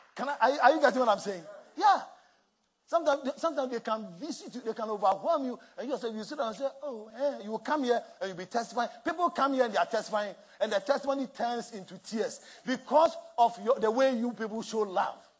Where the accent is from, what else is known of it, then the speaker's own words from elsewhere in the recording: Accra, Greater Accra, Ghana; moved away; where I grew up in Mamobi Nima